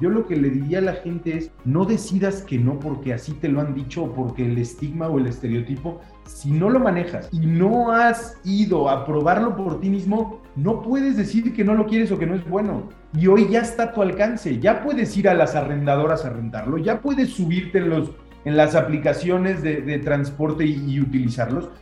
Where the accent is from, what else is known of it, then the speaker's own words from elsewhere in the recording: Mexico; nosotros como industria y como mexicanos